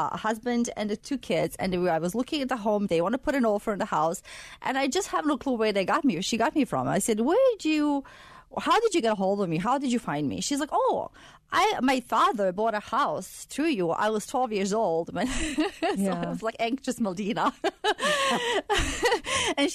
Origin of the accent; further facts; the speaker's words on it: Sarajevo, Bosnia & Herzegovina; moved away as an adult; I come from Sarajevo, Bosnia. It's a capital of Bosnia.